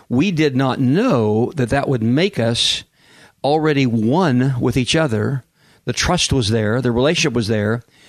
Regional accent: Kansas, United States; also born or lived in Oklahoma City; now in San Diego, United States

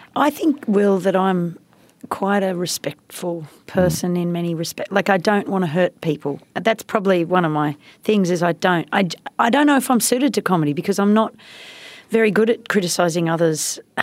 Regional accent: India; moved away; I grew up in India

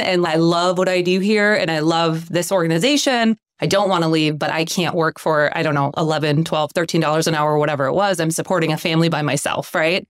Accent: Cashton, Wisconsin, United States; also born or lived in Mississippi; So we grew up in Cashton.

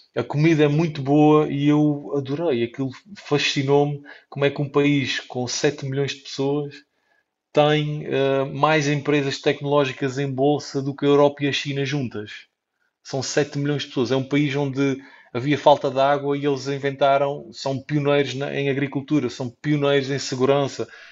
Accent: Portugal; eu nasci em Portugal

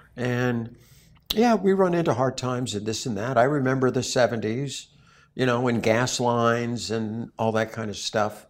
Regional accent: Newtown, Connecticut, United States; moved away; Sandy Hook, and that's my hometown. I lived in Sandy Hook when I was in high school. I went to Newtown High School.

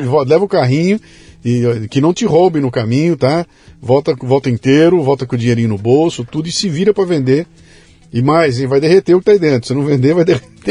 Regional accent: Bauru, São Paulo, Brazil; Eu sou de Bauru, sou do interior de São Paulo

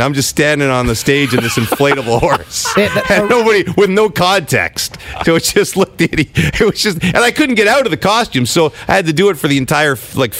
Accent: Ottawa, Ontario, Canada; I hosted in my hometown, Ottawa

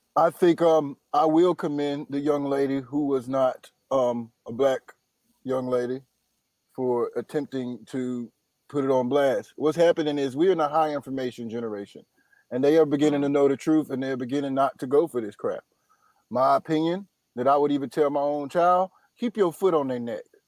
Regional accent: Durham, North Carolina, United States; now in Los Angeles, United States; I'm from Durham, North Carolina.

